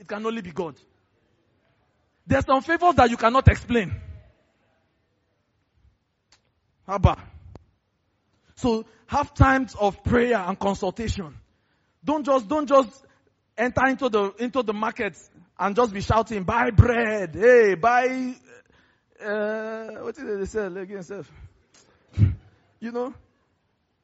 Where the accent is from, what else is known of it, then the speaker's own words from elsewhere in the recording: Lagos, Nigeria; I grew up in Festac